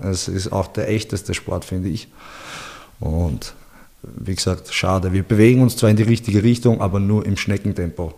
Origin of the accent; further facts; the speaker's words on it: Linz, Upper Austria, Austria; moved away as an adult; also born or lived in Bosnia and Herzegovina; now in Vienna, Austria; Ich bin in Linz, also geboren in Bosnien und ja. in Linz bin ich aufgewachsen und bin dann vor zehn, elf Jahren mittlerweile schon fast nach Wien gegangen